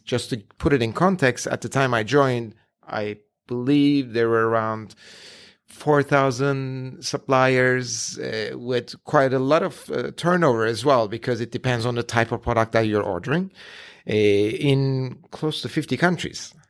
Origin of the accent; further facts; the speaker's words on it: Ankara, Turkey; moved away; I was born and raised in Ankara in Turkey